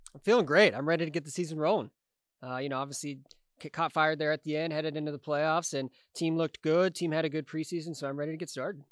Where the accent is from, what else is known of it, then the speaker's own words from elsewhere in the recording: Kansas City, United States; representing my hometown in a different capacity after playing for the team for, uh, seven years.